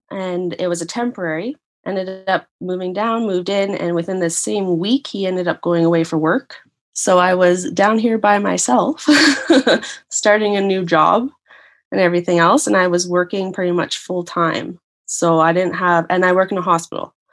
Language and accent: English; Canada; moved away; I actually own a condo back uh, in my hometown